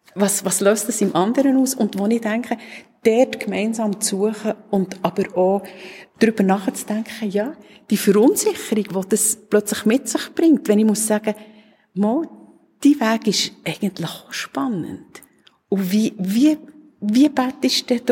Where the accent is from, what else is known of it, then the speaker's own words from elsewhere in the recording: Switzerland; hier bei uns in der Schweiz